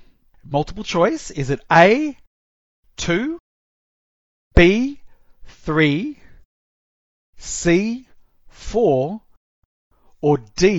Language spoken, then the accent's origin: English; Australia; I'm also Australian